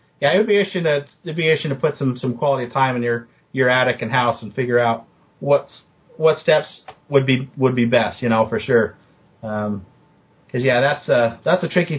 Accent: Utah, United States; I grew up in Utah

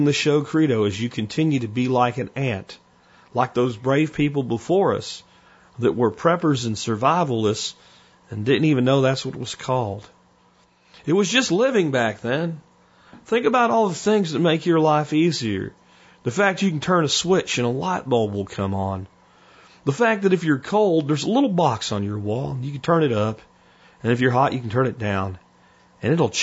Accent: Florida, United States; accent: Florida; also born or lived in Pennsylvania; I moved from Pennsylvania to Florida with my family. My grandfather and his friends in Pennsylvania would always tell me, quote, "You're down there with them damn rebels." And the kids that I went to school with would sometimes call me a damn Yankee until I picked up a Florida accent

